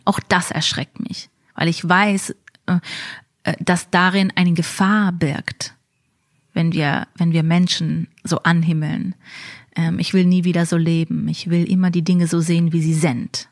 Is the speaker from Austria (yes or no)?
no; New York, United States; moved away as an adult; now in Berlin, Germany; Ich bin in Amerika geboren, ähm, in New York, in einem Stadtteil von Brooklyn, wo die Satmara chassidische Gemeinde ähm, besiedelt ist